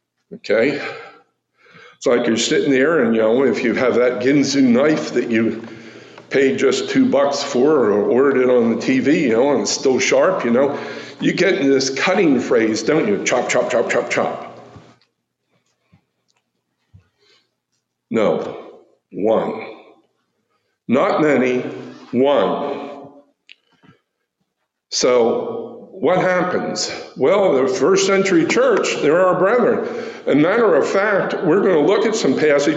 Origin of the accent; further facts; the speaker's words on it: New Jersey, United States; moved away; back in New Jersey, my dad used to grow tomatoes for Campbell's soup